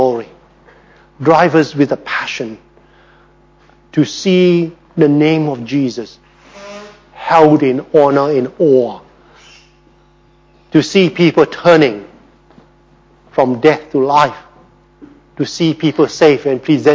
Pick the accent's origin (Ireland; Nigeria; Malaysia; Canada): Malaysia; moved away; I grew up in Malaysia, in Malaysia and Singapore